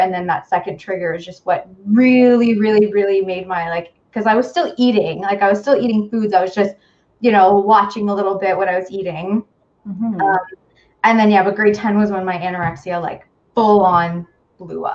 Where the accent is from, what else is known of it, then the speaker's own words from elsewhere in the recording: hometown near North Bay, Ontario, Canada; also born or lived in North Bay, Ontario; Back then I lived in my hometown where I grew up, and then moved to North Bay